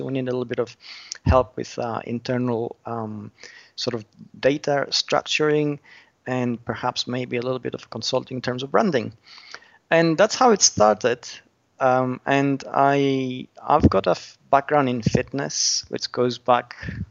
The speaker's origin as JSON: {"language": "English", "country": "Australia", "also_born_or_lived": "United Kingdom", "said": "I'm Australian originally."}